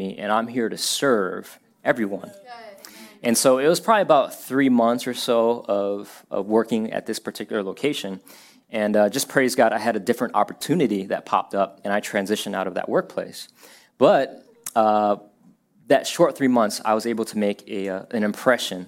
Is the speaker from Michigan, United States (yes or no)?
no; Ashtabula, Ohio, United States; moved away as an adult; also born or lived in Florida; I grew up in Ohio, a town called Ashtabula, very small town